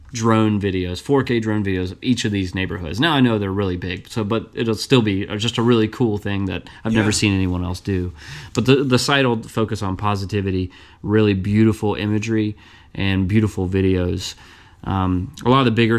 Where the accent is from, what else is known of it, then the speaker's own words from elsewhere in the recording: Burlington, Kentucky, United States; I grew up in Northern Kentucky